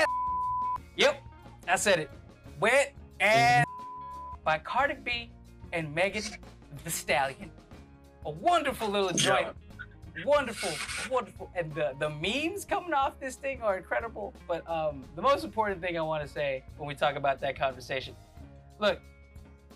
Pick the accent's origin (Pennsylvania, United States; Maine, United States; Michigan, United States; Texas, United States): Texas, United States; Cockrell Hill; I grew up in Croco Hill, which is on the west side of Oak Cliff